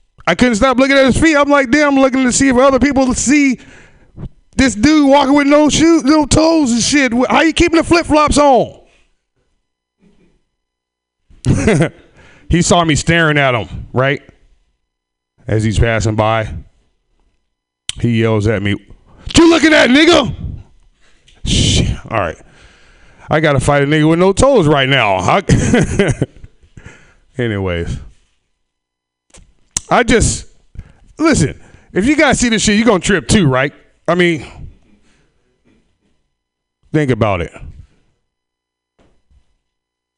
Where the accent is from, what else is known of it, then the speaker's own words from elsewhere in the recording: Sacramento, California, United States; raised in Sacramento, in the ghetto